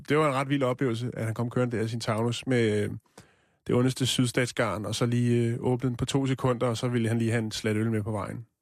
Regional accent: North Zealand, Capital Region of Denmark, Denmark; jeg voksede op i Nordsjælland

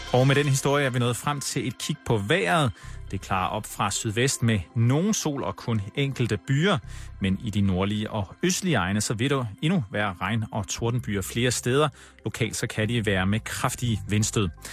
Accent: Aarhus, Central Denmark Region, Denmark; i Aarhus, hvor jeg kommer fra.

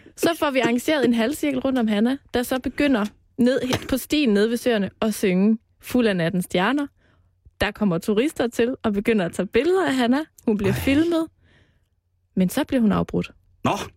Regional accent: Jutland, Denmark; now in Copenhagen, Denmark; Jeg er jo fra Jylland

